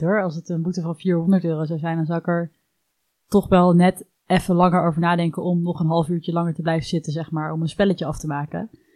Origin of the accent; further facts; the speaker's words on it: Netherlands; wij ons als Nederlanders